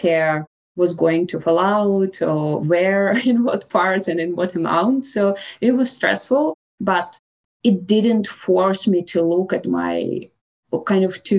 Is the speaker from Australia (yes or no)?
no; Russia; English is a second language; moved away as an adult; now in Canada; growing up in Russia, my childhood was in 19th in Russia